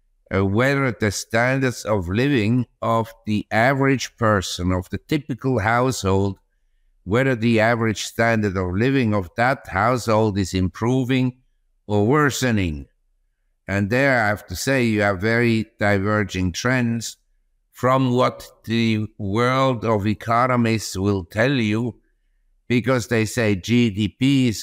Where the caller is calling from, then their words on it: Chiang Mai, Thailand; From Chiang Mai, that's in the north of Thailand, in the Golden Triangle.